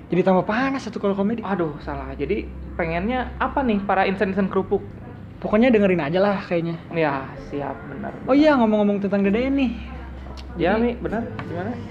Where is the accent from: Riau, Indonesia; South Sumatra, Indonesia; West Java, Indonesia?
West Java, Indonesia; Bandung; asa bukan orang Bandung banget gitu kan kita orang